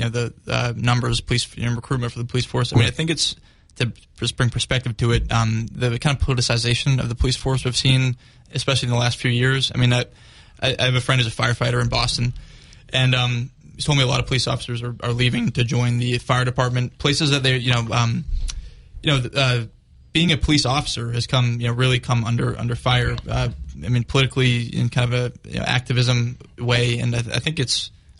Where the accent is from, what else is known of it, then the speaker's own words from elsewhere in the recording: Jerusalem, Jerusalem District, Israel; We don't have to get into this if you don't like, but I grew up in Jerusalem.